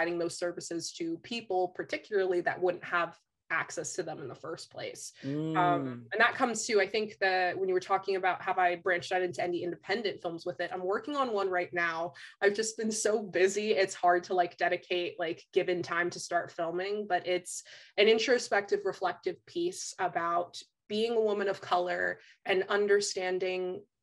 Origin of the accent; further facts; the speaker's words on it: New Jersey, United States; one of the schools in my hometown's district